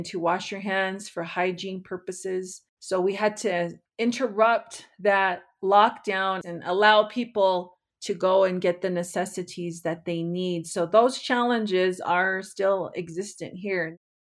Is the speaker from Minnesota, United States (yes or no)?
no; White Mountains, Arizona, United States; I am from the White Mountains. We are about 3.5 hours northeast of Phoenix.